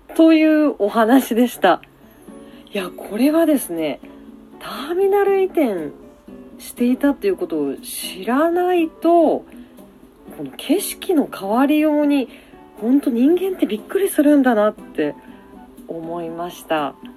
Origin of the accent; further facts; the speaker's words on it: Aso, Kumamoto, Japan; moved away; 私は熊本出身なので